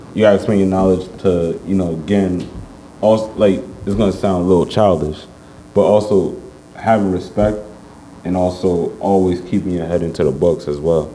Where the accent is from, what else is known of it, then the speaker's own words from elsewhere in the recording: New York City, New York, United States; I grew up on Uptown Bronx Gun Hill